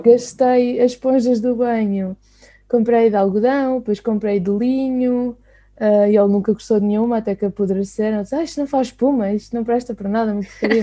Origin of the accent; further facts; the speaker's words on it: Sintra, Lisbon, Portugal; eu sou de Sintra